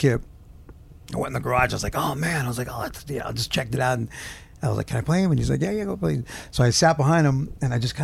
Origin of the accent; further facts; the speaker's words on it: Gardena, California, United States; also born or lived in Torrance, California; I grew up in the South Bay. I grew up in Torrance, California, Gardena right there. Was born in Torrance and I grew up in Gardena, in California, Southern California